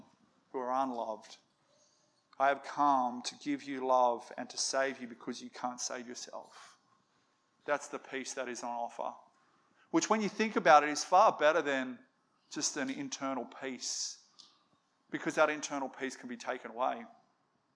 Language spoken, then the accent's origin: English; Australia; we're an Aussie family